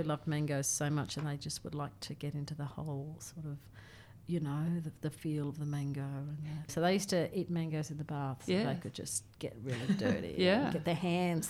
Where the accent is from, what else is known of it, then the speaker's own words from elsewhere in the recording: Ingham, Queensland, Australia; moved away; I grew up in Ingham, so it's near Ingham.